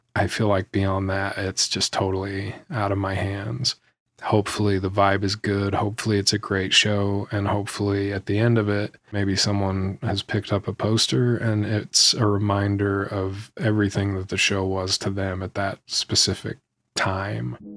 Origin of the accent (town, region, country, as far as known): Salt Lake City, Utah, United States; born or raised there